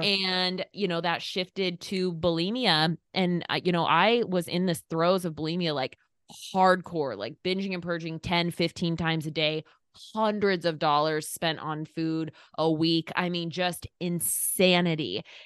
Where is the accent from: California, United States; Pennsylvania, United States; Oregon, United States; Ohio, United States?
Oregon, United States; Eastern; moved away as an adult; now in Indiana, United States; I am from Eastern Oregon